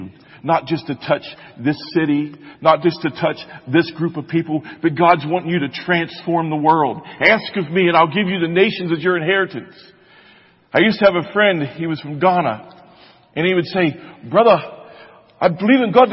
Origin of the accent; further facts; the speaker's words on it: United States